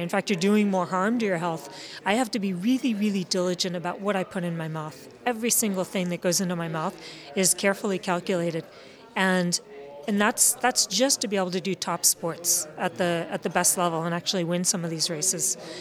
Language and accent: English; United States; I'm American